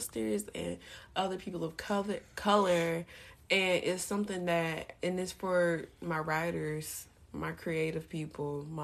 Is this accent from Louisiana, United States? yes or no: yes; Baton Rouge, Louisiana, United States; now in Dallas, United States; I'm from Baton Rouge